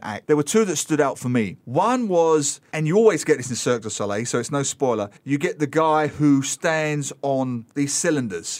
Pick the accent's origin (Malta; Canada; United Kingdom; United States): United Kingdom; London; now in Singapore; growing up in East London